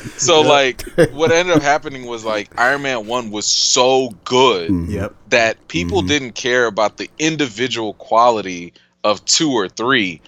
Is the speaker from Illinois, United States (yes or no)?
yes; Chicago, Illinois, United States; I'm a Chicagoan till Chicago ends